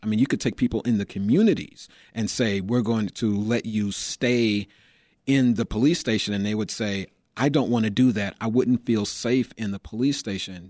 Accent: Chicago, Illinois, United States; growing up in Chicago

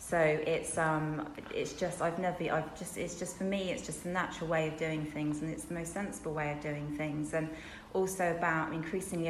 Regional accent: Brighton, South East England, United Kingdom; moved away as an adult; now in Wales, United Kingdom; I am from Brighton originally

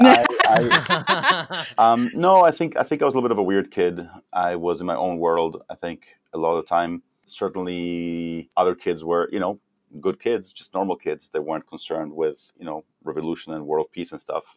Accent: Mexico; moved away; also born or lived in Israel; I was born in Israel, then I grew up in Mexico as a kid

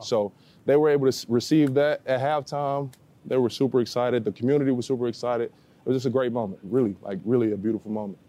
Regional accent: Cahokia, Illinois, United States; back in my hometown, Cokie, Illinois

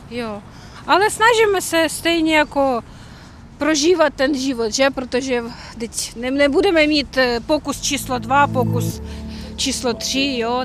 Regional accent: Kyiv, Ukraine; Czech is a second language; jsem z Kyjeva, celý život žiju v Kyjevě

